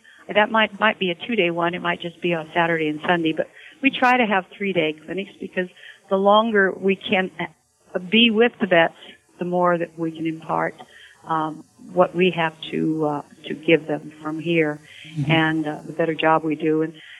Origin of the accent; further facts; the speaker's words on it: Salinas, California, United States; I was raised in Salinas